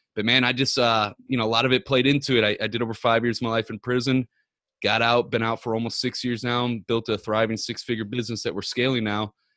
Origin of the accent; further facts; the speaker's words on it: Ferguson, Missouri, United States; I'm born, not born and raised, but I grew up in Ferguson since I was seven years old